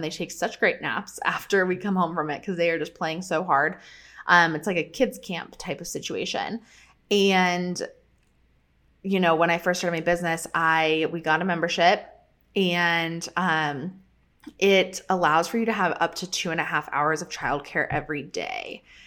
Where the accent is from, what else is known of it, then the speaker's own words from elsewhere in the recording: Colorado, United States; moved away; we are headed to Colorado, back to my hometown